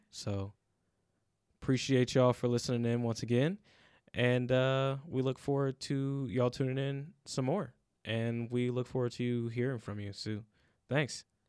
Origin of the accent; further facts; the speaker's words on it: United States; as Black people in America